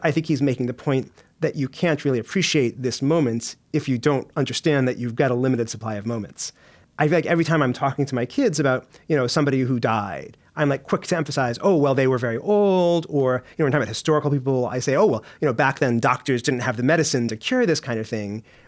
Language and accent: English; United States; moved away as an adult; now in United Kingdom; being an American